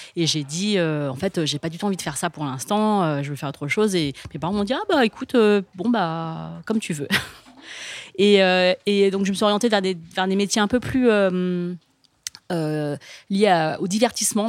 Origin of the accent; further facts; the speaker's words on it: France; je suis née, j'ai grandi en France